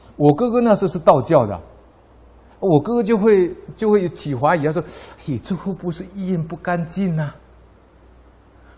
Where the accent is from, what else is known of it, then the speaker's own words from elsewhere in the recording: Taiwan; 我们台湾人